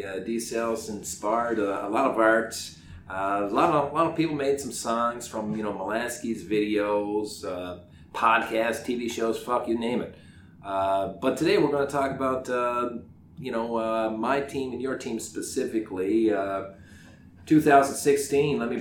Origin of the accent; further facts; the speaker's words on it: Newfoundland and Labrador, Canada; now in South Korea; I'm from Newfoundland, just rabbits everywhere.